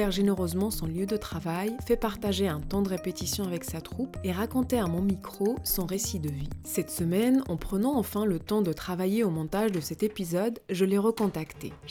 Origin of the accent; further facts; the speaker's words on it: Fez, Fès-Meknès, Morocco; moved away as an adult; j'ai effectué un voyage retour au Maroc, 14 ans après avoir quitté Fès, ma ville natale.